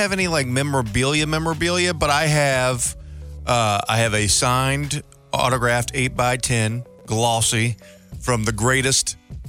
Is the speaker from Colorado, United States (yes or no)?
yes; Denver, Colorado, United States; And I'm from Denver. That's where I was born.